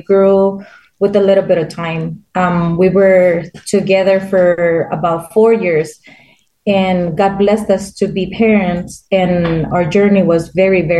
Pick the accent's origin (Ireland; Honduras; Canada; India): Honduras; moved away; I'm from Honduras